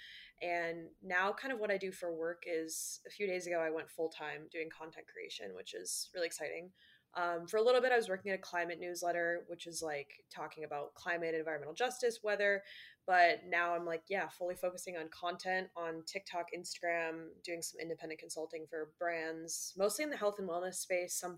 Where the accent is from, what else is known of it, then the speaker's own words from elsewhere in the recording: Minnesota, United States; moved away as an adult; now in New York City, United States; I'm from Minnesota originally, and then I moved out to go to school at NYU.